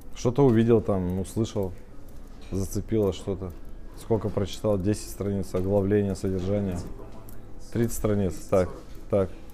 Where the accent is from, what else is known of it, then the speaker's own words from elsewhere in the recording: Russia; мы родились с вами в Российской Федерации. Это же всем понятно, да? Мы живем в городе Пермь